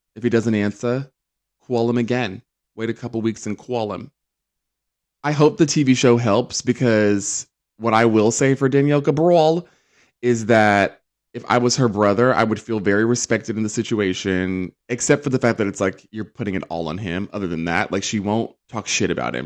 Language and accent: English; United Kingdom; we say